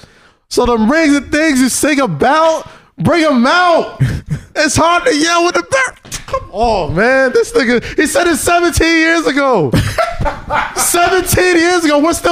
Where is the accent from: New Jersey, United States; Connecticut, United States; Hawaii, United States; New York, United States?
New York, United States; New York City; I grew up in Staten Island